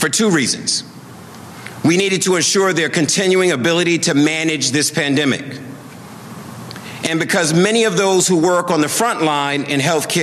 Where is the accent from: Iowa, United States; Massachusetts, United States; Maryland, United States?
Massachusetts, United States; Boston; the communities where I was born and raised in Roxbury